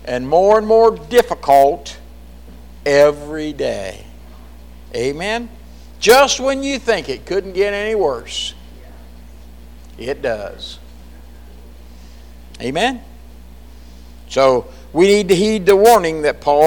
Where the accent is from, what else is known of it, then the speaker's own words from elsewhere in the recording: Jamestown, United States; I grew up in a little dinky Jamestown.